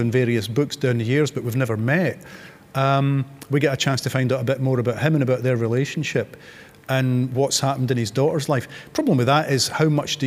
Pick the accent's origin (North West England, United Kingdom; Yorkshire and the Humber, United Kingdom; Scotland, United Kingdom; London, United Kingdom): Scotland, United Kingdom; Fife; in the 60s when I was growing up in Fife, you know, half my classmates had East European surnames